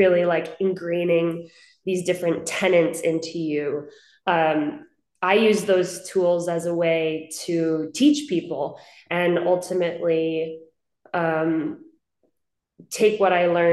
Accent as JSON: {"language": "English", "area": "Hudson Valley", "region": "New York", "country": "United States", "tie": "born or raised there", "moved": "as an adult", "lives_now": "Los Angeles, United States", "said": "I grew up in Hudson Valley in New York, about 60 miles north of the city"}